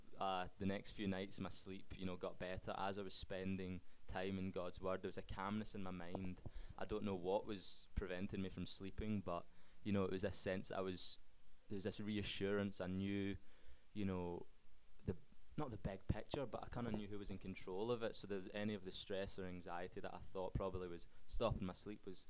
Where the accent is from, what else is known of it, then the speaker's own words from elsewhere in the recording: Scotland, United Kingdom; Okay, so obviously I'm from Scotland. I grew up in a Christian family